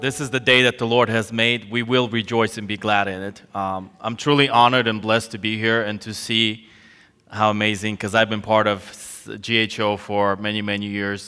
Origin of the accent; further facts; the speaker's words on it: California, United States; moved away as an adult; also born or lived in Soviet Union; now in Ukraine; my parents fled the Soviet Union, uh, before it collapsed to California, and so I grew up in California.